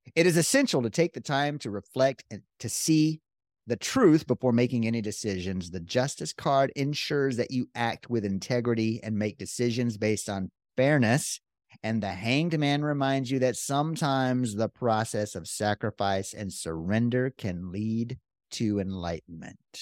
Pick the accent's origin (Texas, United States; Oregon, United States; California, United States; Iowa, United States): Texas, United States; we're from Texas